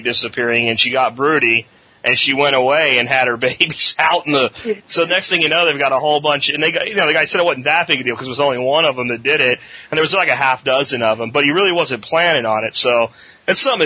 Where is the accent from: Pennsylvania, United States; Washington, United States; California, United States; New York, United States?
Pennsylvania, United States; moved away; I was from the Pennsylvania area in those times